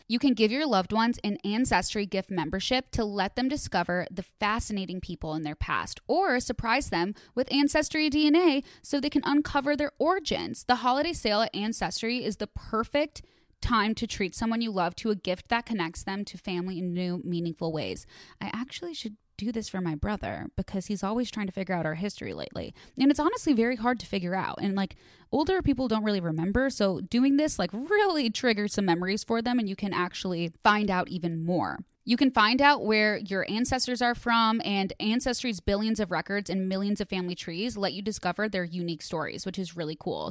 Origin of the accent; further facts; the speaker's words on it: Midwest, United States; I'm from the Midwest